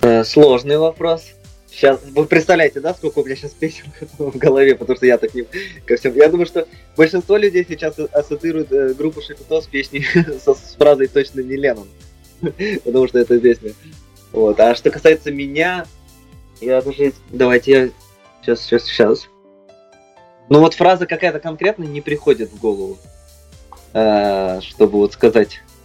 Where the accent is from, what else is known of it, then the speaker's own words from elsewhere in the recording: Novosibirsk, Novosibirsk Oblast, Russia; now in Moscow, Russia; возвращаешься в свой родной город